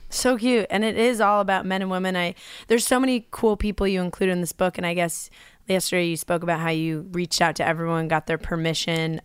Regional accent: New York, United States; growing up in Libby, New York

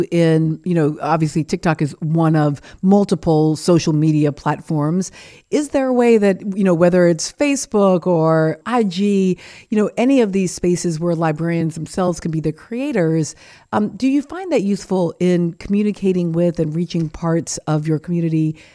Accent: Solano County, Northern California, United States; grew up in Solano County.

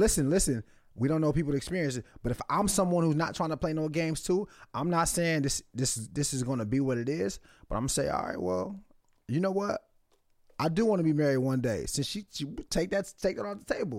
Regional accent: Nigeria; I'm Nigerian

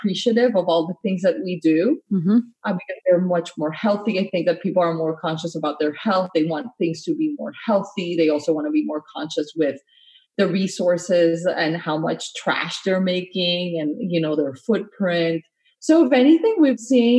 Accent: Colombia; also born or lived in Miami; now in United States; I grew up in Latin America and in Colombia

